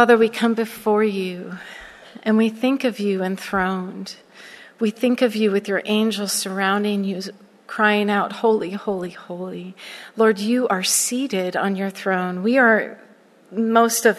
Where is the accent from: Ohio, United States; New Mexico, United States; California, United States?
California, United States; Southern; moved away as an adult; also born or lived in Florida; I grew up in Southern California, and I'm a Cali girl through and through, and I lost my mind and moved to Florida for over 25 years